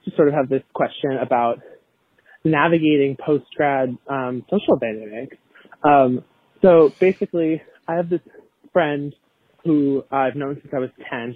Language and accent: English; Boston, Massachusetts, United States; I'm from Boston